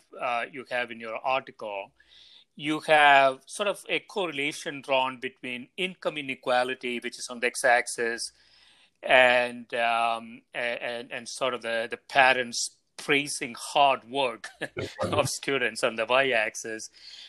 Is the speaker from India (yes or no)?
yes; India; moved away; when I was growing up in India